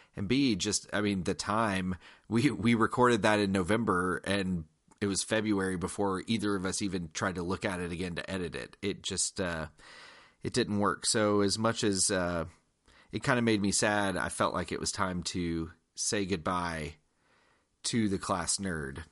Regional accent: Georgia, United States; I am from Georgia. I'm from the South

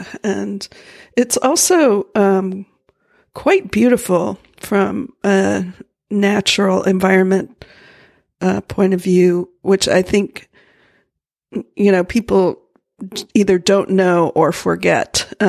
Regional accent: Miami, Florida, United States; also born or lived in New York; now in Portland, United States; I was born in Miami and then made my way up north to New York eventually, and before I took a hard left turn and ended up in Portland, Oregon.

